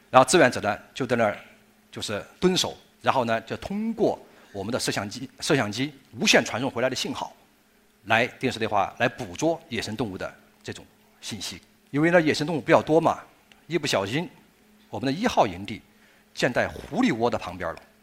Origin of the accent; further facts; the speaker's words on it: China; 我们中国人